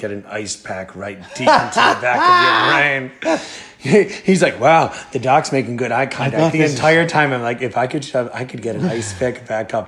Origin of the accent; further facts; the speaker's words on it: United States; as an American